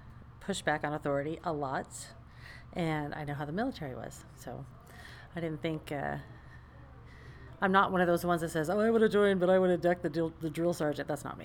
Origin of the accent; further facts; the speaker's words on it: Lakeside, California, United States; also born or lived in National City, California / Connecticut; I grew up here in Southern California, East County.